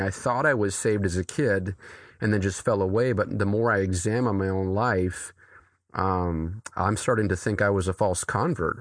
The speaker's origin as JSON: {"language": "English", "region": "New Hampshire", "country": "United States", "tie": "born or raised there", "said": "I grew up here. Uh, I grew up, uh, right, actually, a, a mile down the street from where I pastor"}